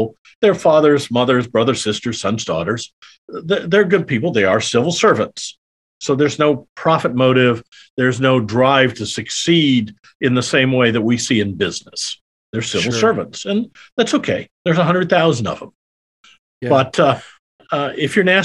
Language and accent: English; Iowa, United States; moved away as an adult; also born or lived in Kansas City; now in Texas, United States; I'm a Midwestern boy. I grew up in Iowa.